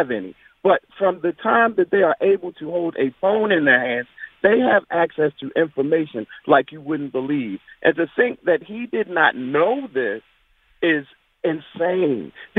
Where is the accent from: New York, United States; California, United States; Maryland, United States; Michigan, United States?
Maryland, United States; Baltimore; I'm from Baltimore, and I work in Annapolis, and I'm right up the street from the Naval Academy.